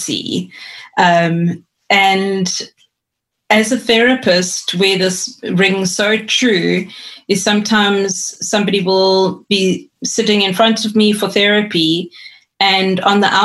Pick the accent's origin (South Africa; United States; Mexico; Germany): South Africa; East London, Eastern Cape; I grew up in East London in the Eastern Cape